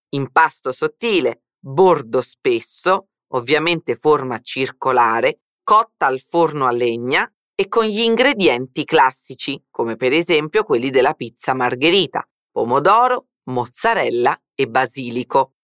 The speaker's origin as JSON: {"language": "Italian", "town": "Naples", "region": "Campania", "country": "Italy", "tie": "born or raised there", "also_born_or_lived": "Genoa, Italy", "moved": "yes", "lives_now": "Salvador, Brazil", "said": "Io sono genovese di nascita e napoletana di vita e di famiglia"}